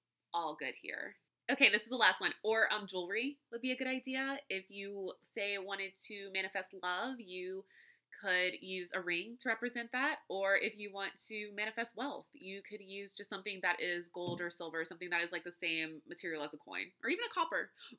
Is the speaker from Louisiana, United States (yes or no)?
yes; Louisiana, United States; All right, so I'm from Louisiana, right? And we have an abundance of Spanish moss. It's everywhere.